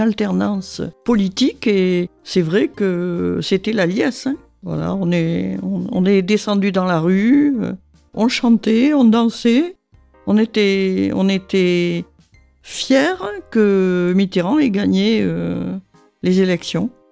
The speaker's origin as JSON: {"language": "French", "area": "Gironde", "region": "Nouvelle-Aquitaine", "country": "France", "tie": "born or raised there", "also_born_or_lived": "Dordogne", "said": "je suis né à Goriac en Gironde, euh, puisque mes parents habitaient en Dordogne"}